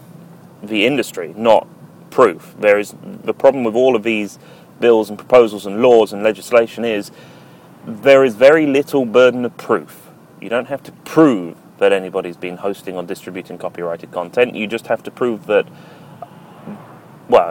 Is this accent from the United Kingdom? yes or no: yes; United Kingdom; speaking as a Brit